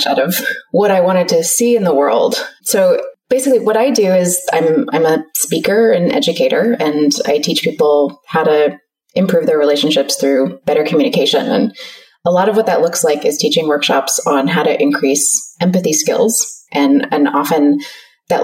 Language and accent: English; California, United States; moved away as an adult; now in Melbourne, Australia; I'm actually from close to where you live. I'm from California originally